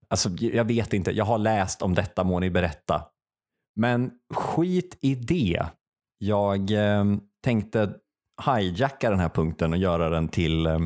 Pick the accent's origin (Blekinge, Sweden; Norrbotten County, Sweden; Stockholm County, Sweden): Stockholm County, Sweden; Stockholm; Jag är från Stockholm, puss och kram.